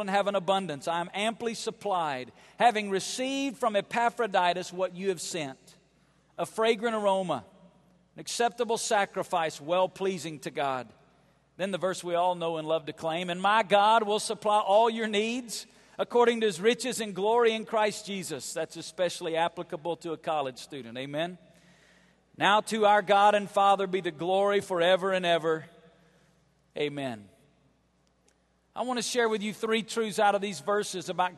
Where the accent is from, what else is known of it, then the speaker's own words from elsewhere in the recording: Alabama, United States; moved away as an adult; also born or lived in Las Vegas, Nevada; I was born and raised in Alabama.